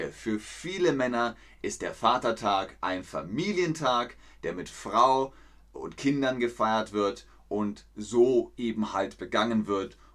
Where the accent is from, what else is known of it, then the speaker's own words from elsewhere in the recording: Namibia; Bei uns in Namibia ist es am 19. Juli, das, äh, Juni.